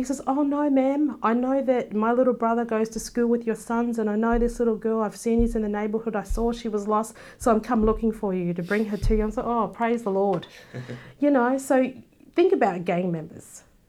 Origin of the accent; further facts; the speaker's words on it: Australia; No, I'd always say, no, I'm Australian. And even the black people in America, you're not black because you don't sound black. You know, mm-hmm. you're from England. I'm like, no, I'm a black Australian.